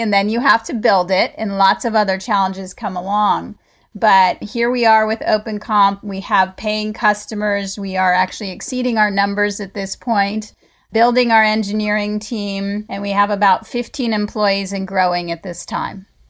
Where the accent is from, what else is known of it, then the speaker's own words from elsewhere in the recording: California, United States; also born or lived in Colorado / Atlanta, Georgia; I'm born and raised in California